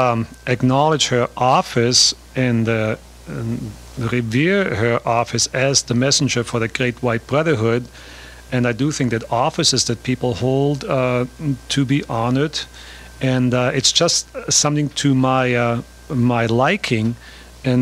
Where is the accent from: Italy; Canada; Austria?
Austria; I grew up in Austria in the from 1942 on